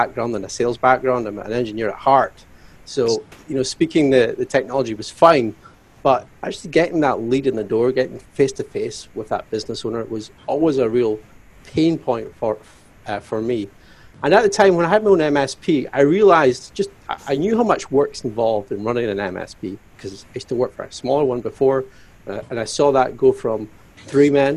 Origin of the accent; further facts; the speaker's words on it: Glasgow, Scotland, United Kingdom; now in Aberdeen, United Kingdom; I am from Scotland, Aberdeen, Scotland, originally Glasgow. But I'm in Aberdeen today